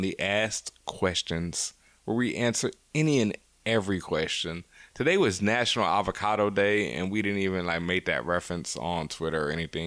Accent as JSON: {"language": "English", "town": "New York City", "region": "New York", "country": "United States", "said": "I'm from Brooklyn"}